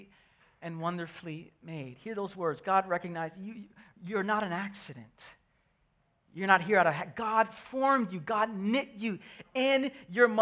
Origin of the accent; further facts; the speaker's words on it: New York City, New York, United States; I'm from Brooklyn